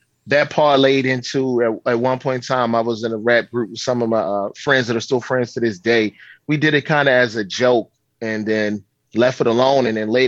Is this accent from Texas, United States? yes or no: no; Baltimore, Maryland, United States; It's a rough city. It is a hard town, but if you can make it here, you can make it anywhere.